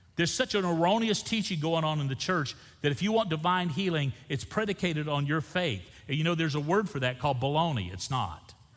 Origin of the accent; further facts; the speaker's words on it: Niceville, Florida, United States; Niceville, Florida. That's where I'm from.